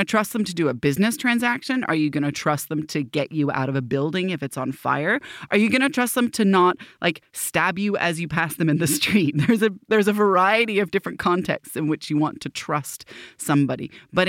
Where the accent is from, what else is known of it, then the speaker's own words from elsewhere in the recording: Petaling Jaya, Selangor, Malaysia; born there; accent: American; I was born in Petaling Jaya, Malaysia.